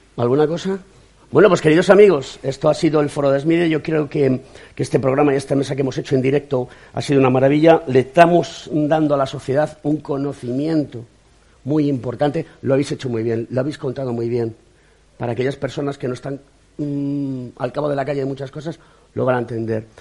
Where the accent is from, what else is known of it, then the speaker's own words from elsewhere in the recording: Spain; como ciudadano español